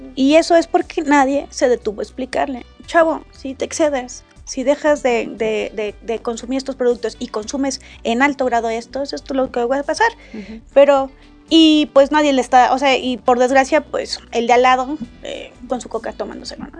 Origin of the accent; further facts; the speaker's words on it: Mexico; todos somos mexicanos independientemente de donde vengamos